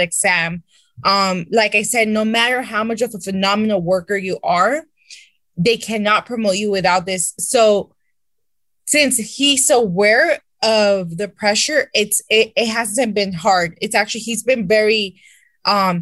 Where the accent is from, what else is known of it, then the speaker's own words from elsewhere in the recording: Santa Ana, California, United States; I interned in my hometown city of Santa Ana